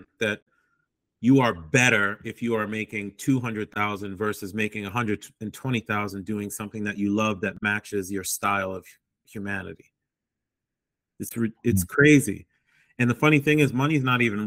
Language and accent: English; United States; moved away; also born or lived in Boston, Massachusetts / New York; I grew up in Boston and New York